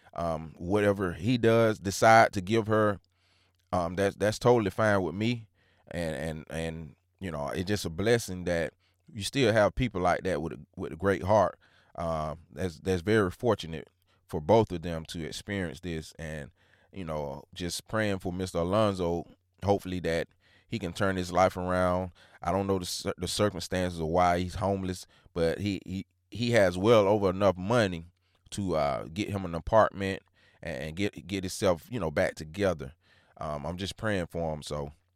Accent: Hancock County, Georgia, United States; I'm from Hancock County, Georgia.

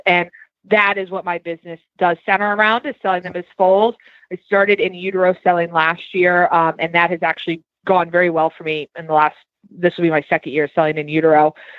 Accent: Virginia, United States; now in Lexington, United States; Yeah, so we're located right outside of Lexington, Kentucky now. We've been here for about 3.5 years. I came from Southern Virginia.

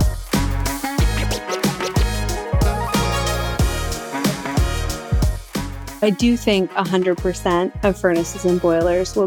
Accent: New Hampshire, United States; I grew up in New Hampshire

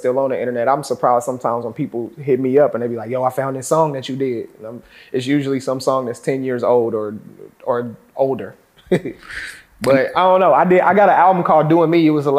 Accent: Kansas City, Missouri, United States; moved away as an adult; now in New York, United States; I'm from Kansas City, Missouri, originally.

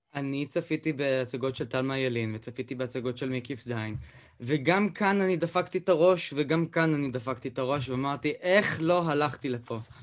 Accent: Beersheba, Southern District, Israel; שאני נולדתי וגדלתי בבאר שבע

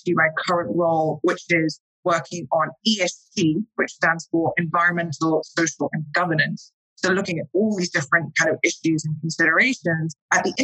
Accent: London, United Kingdom; accent: English; moved away as an adult; now in New York, United States; I am British. I am from London. I've actually been in New York and in the US for the past 7 years.

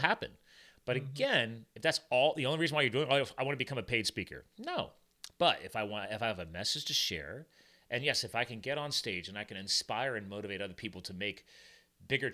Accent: New Jersey, United States; I was born in Jersey

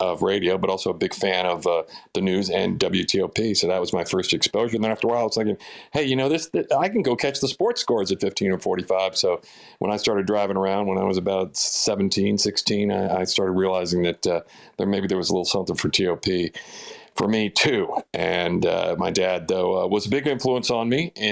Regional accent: eastern Fairfax County, Northern Virginia, United States; also born or lived in Washington, D.C.; raised out in Northern Virginia, just about 5 miles outside of D.C. in eastern Fairfax County

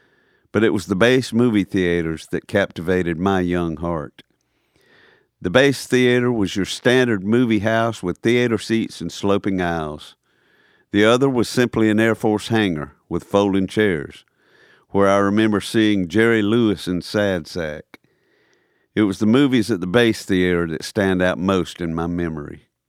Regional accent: Tripoli, Tripoli District, Libya; it was a lot like growing up in Tripoli, Libya, where the blues were bluer, the greens were greener, and real life never paled in comparison.

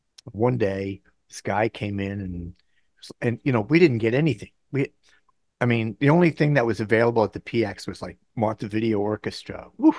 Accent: Bangkok, Thailand; moved away; also born or lived in Southeast Asia; So I grew up in Bangkok.

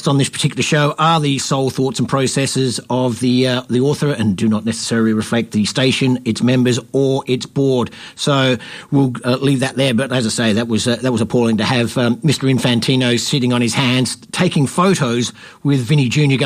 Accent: Australia; we here in Australia tend to be a little bit salty

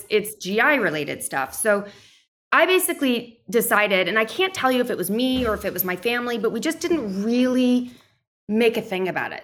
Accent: New York, United States; also born or lived in Nashville, Tennessee; I grew up right outside of New York City

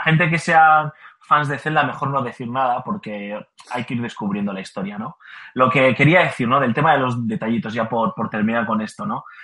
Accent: Basque Country, Spain; yo como buen vasco que soy

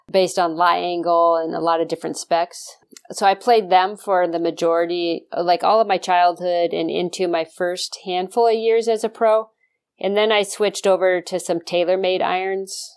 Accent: the West, United States; moved away; I grew up out in the West

